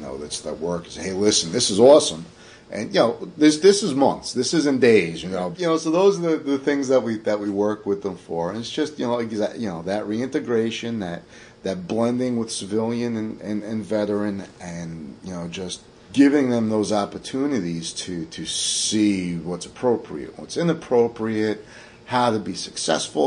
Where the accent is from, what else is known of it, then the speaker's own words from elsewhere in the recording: New York City, New York, United States; moved away; I'm from Staten Island originally